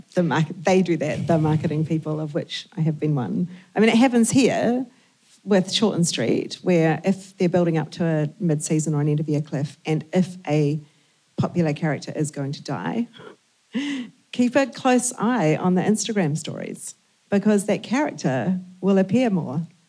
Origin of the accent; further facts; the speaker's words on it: New Zealand; we're from New Zealand.